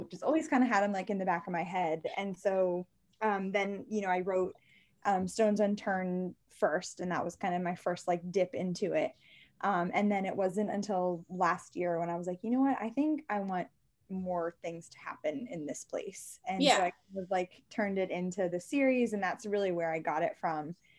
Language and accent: English; Maryland, United States; I'm from Maryland